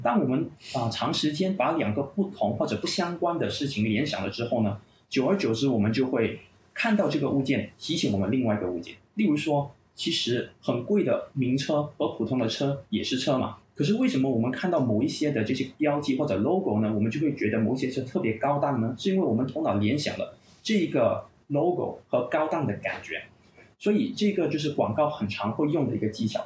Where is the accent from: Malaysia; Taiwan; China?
Malaysia; 我本身呢是在马来西亚长大的，马来西亚华侨